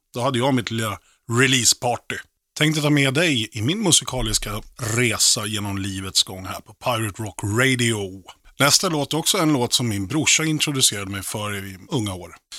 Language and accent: Swedish; Oxelösund, Södermanland, Sweden; also born or lived in Nyköping; Jag föddes på Nyköpings BB. Jag växte upp i lilla Oxelösund, Sörmland, 11 mil söder om Stockholm